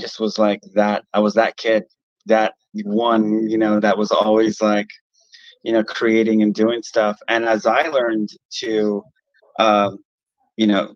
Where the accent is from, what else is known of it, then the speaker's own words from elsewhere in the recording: Los Angeles, California, United States; growing up in Boyle Heights here in California and Los Angeles